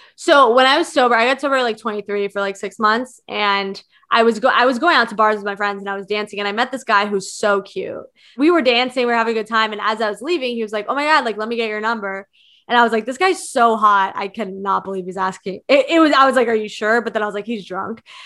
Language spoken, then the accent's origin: English; Virginia, United States; I'm from Virginia